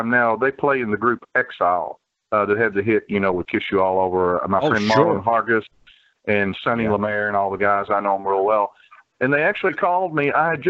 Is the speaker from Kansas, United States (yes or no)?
no; Somerset, Kentucky, United States; moved away as an adult; also born or lived in Hollywood, California; I was born here in Somerset, Kentucky. It's about 80 miles south of Lexington. And I was raised here, went to school here. And in the latter 70s, I decided that I wanted to move to Hollywood